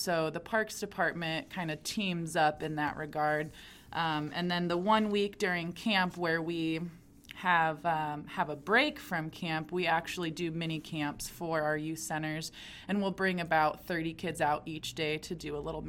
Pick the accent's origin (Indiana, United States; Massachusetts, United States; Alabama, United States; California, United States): Indiana, United States; Fort Wayne; Born and raised in Fort Wayne, so the agriculture aspect and playing in cornfields at grandparents